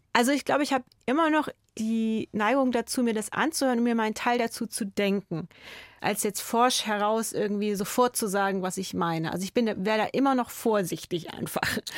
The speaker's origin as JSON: {"language": "German", "town": "Sondershausen", "region": "Thuringia", "country": "Germany", "tie": "born or raised there", "moved": "as an adult", "lives_now": "Munich, Germany", "said": "ich komme aus Sondershausen"}